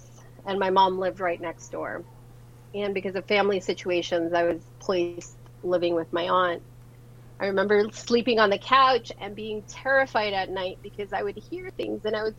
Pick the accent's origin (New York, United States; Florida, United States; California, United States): California, United States; Los Angeles; born or raised there; also born or lived in San Salvador, El Salvador